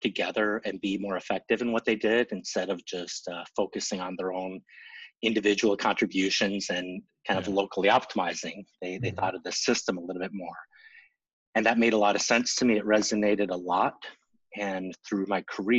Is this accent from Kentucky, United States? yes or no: no; central Minnesota, United States; accent: long O's; I grew up in central Minnesota, so if you hear some long O's, you'll understand why.